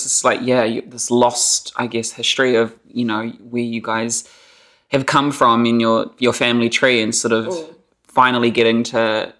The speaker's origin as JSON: {"language": "English", "town": "Whakatane", "region": "Bay of Plenty", "country": "New Zealand", "tie": "born or raised there", "also_born_or_lived": "Gisborne, New Zealand", "said": "a white person who was born in New Zealand, growing up in New Zealand. I was very lucky that I was born and raised in Gisborne. And then at the age of 8, I moved to Whakatane."}